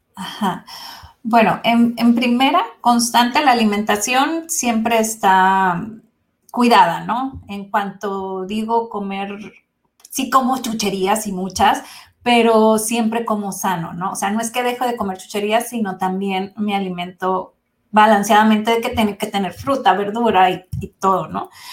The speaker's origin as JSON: {"language": "Spanish", "country": "Mexico", "said": "soy de México"}